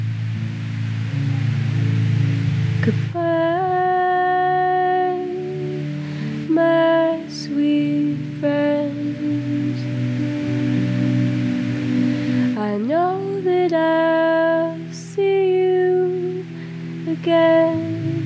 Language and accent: English; New York City, New York, United States; Ridgewood is actually where I grew up in Queens.